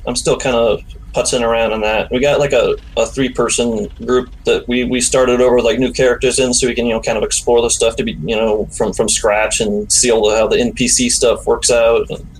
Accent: Redlands, California, United States; I grew up in Redlands

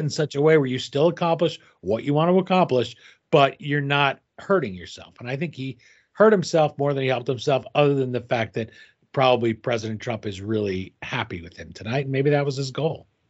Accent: United States; as an American

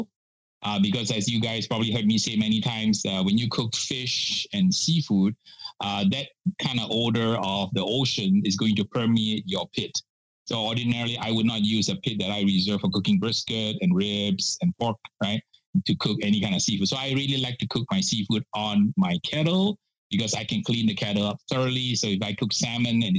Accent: Penang, Malaysia; moved away as an adult; also born or lived in Singapore; now in United States; I grew up in Malaysia and from the island of Penang.

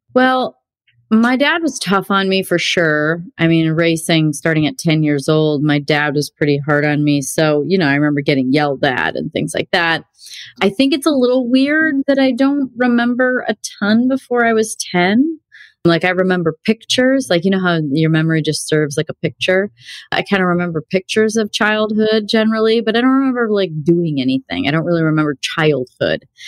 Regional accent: Illinois, United States; also born or lived in Wisconsin; I grew up in Illinois. I was born in Wisconsin, but we lived like 1.8 miles from the border of Wisconsin

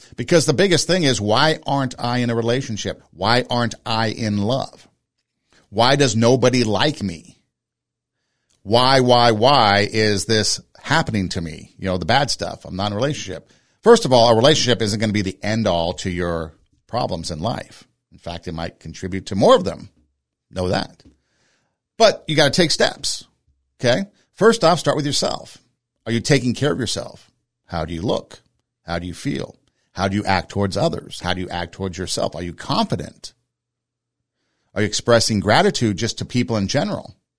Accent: Southern California, United States; moved away as an adult; also born or lived in Iowa; I grew up in Southern California, so snow was pretty foreign to me.

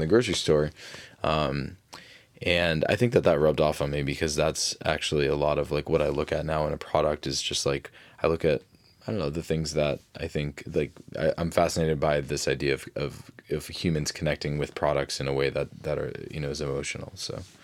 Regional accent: Fitchburg, Massachusetts, United States; I grew up in Fitchburg, Massachusetts

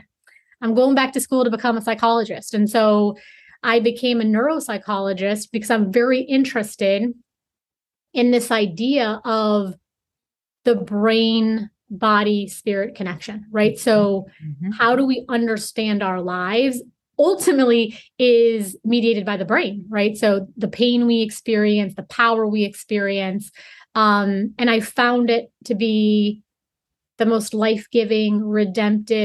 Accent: Chicago, Illinois, United States; I'm from Chicago, Illinois

